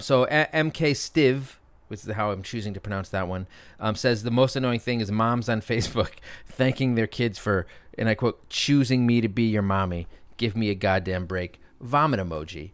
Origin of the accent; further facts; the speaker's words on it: Connecticut, United States; now in Brooklyn, United States; my hometown of Connecticut